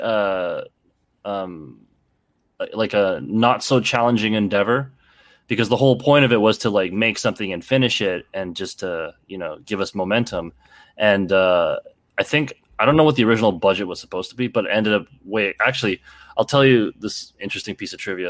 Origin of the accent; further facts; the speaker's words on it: Canada; also born or lived in Toronto; I grew up in a small town, so I'm from Canada, actually, um, and, uh, I had moved to Toronto, um, in my late teens